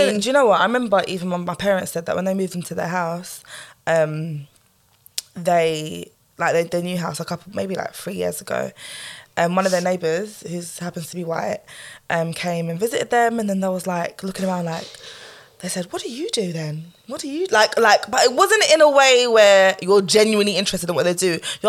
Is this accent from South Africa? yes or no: no; Jamaica; Like, and I'm like, I'm Jamaican, bruv.